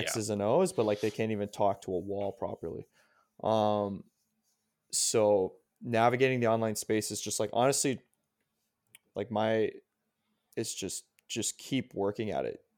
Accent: Canada; I'm Canadian

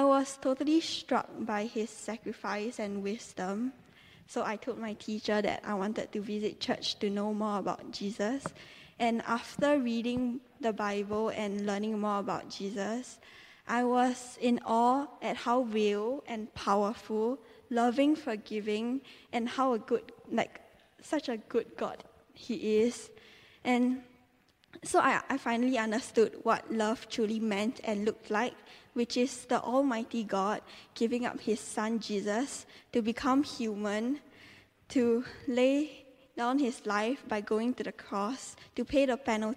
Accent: Singapore; moved away as an adult; now in Teddington, United Kingdom; I came from Singapore, and I came here to study dance

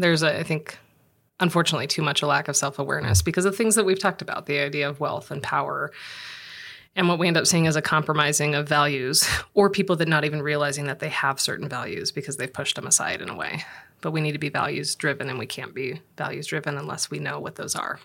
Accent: Los Angeles, California, United States; moved away; I'm from Los Angeles

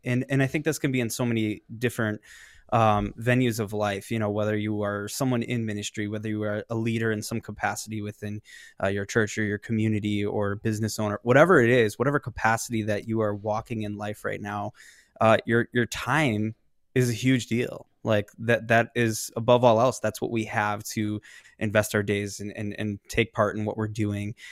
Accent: Tinley Park, Illinois, United States; I am from the Chicago South suburbs, so about thirty miles south of Chicago

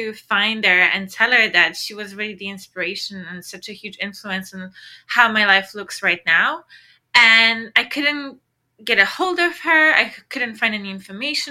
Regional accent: Poland; my hometown in Poland

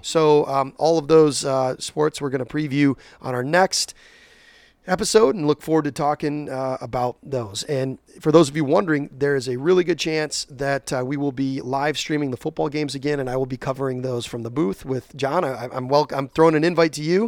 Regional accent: Whitneyville, Michigan, United States; I grew up out in Whitneyville, Alto area.

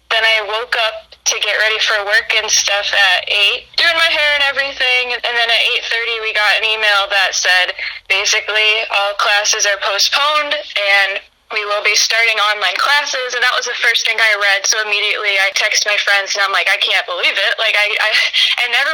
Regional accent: United States; moved away as an adult; also born or lived in Chicago; I grew up in Putnam County.

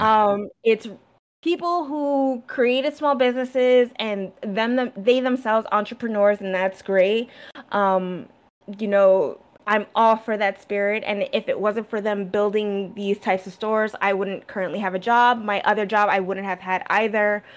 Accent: United States; also born or lived in New Jersey; growing up in New York and Jersey on the East Coast

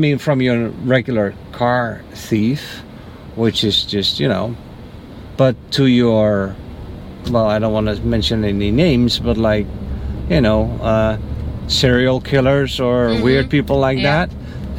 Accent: Netherlands; now in United States; I'm from the Netherlands.

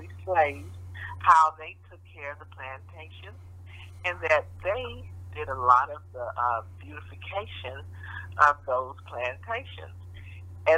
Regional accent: Kansas City, Missouri, United States; I grew up here in Kansas City

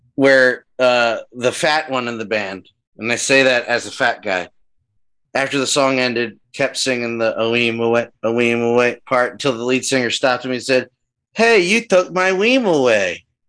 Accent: New Jersey, United States; I'm from Jersey

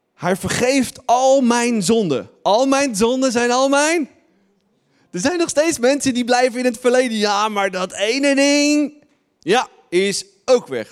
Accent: Netherlands; wij Nederlanders

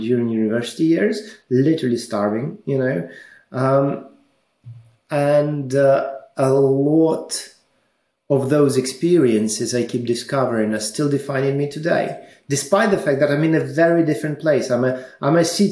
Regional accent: Ukraine; moved away as an adult; also born or lived in Russia; now in United Kingdom; I was born in Ukraine. I studied in Ukraine.

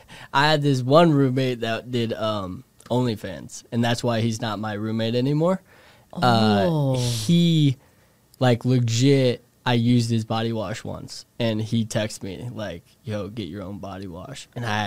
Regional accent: Indiana, United States; moved away as an adult; now in New York City, United States; I'm from Indiana.

